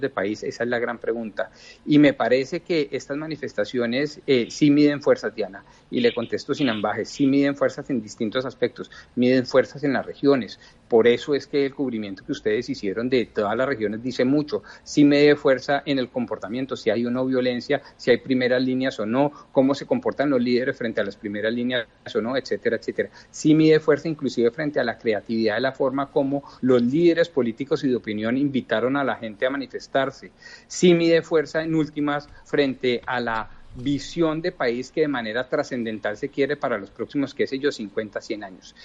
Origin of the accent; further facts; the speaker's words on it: Colombia; como colombianos